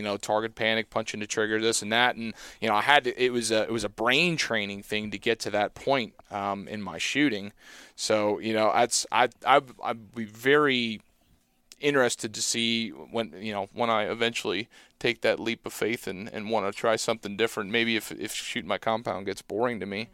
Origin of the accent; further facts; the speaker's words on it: Southeast Pennsylvania, United States; I'm from Southeast Pennsylvania